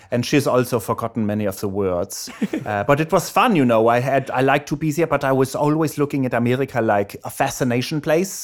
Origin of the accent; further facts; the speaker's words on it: Erlangen, Bavaria, Germany; accent: German; moved away; I was born in Germany, in Erlangen, Germany